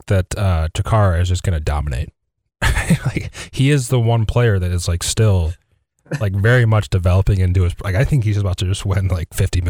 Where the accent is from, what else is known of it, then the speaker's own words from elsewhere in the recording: Midwest, United States; we're from the Midwest